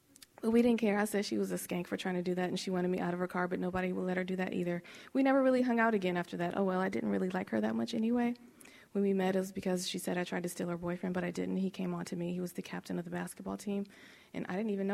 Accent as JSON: {"language": "English", "town": "Los Angeles", "region": "California", "country": "United States", "tie": "born or raised there", "said": "growing up in Los Angeles"}